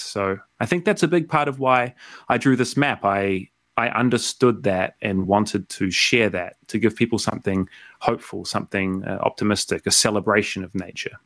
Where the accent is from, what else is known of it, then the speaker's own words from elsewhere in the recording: South Island, New Zealand; moved away as an adult; also born or lived in Vancouver, Canada / Montreal, Canada; now in Melbourne, Australia; I grew up in the South Island of New Zealand